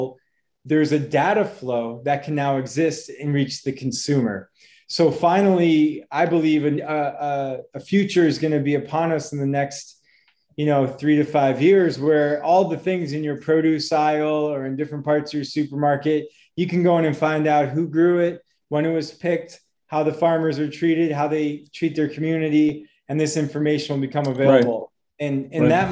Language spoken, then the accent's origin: English; Boston, Massachusetts, United States; moved away; also born or lived in Wisconsin; I am from the United States, originally from Boston